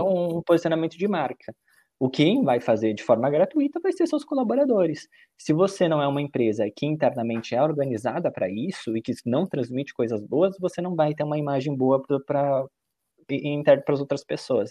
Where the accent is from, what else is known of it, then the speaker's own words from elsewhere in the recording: Caxias do Sul, Rio Grande do Sul, Brazil; moved away as an adult; now in São Paulo, Brazil; nasci no Rio Grande do Sul, também em Caxias do Sul hoje, moro e trabalho aqui em São Paulo